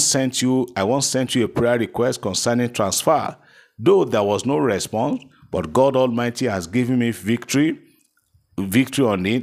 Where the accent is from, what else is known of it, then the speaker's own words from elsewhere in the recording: Keffi, Nasarawa, Nigeria; I'm so person from Kefi in Nasarawa State.